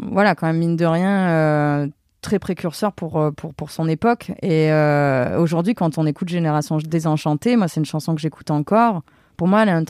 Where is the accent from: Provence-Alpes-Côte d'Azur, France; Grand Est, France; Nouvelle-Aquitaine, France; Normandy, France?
Provence-Alpes-Côte d'Azur, France; Avignon; moved away; je suis complètement d'Avignon.